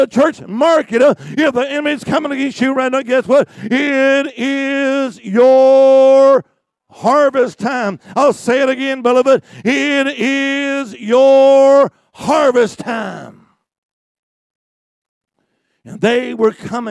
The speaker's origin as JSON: {"language": "English", "region": "Alabama", "country": "United States", "said": "I'm from Alabama, too"}